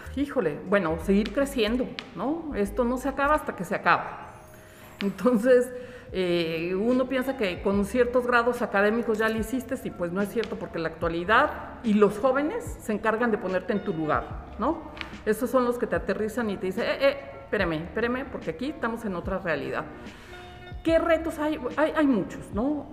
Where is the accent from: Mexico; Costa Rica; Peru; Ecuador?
Mexico; Una de las grandes características que tenemos, yo creo que como mexicanos, como nacionalidad, tiene que ver con la creatividad